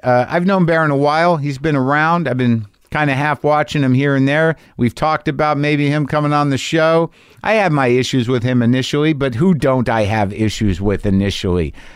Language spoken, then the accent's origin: English; New Mexico, United States; moved away; I lived in New Mexico